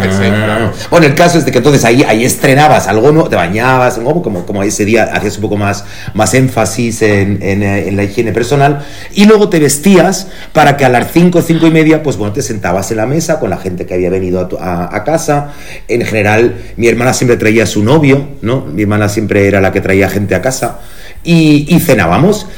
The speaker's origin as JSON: {"language": "Spanish", "country": "Germany", "tie": "born or raised there", "moved": "yes", "lives_now": "Spain", "said": "yo nací en Alemania"}